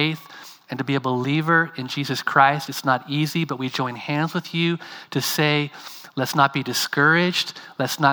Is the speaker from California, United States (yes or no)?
yes; California, United States; moved away as an adult; also born or lived in Bangladesh; now in France; I'm from California